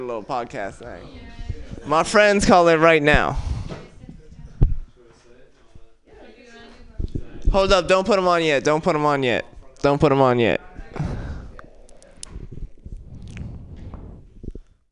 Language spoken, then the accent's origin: English; Oakland, California, United States; I'm from West Oakland.